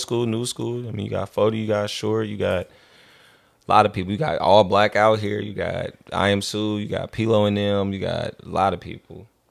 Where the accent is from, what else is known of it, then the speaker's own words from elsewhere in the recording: Vallejo, California, United States; I'm from Vallejo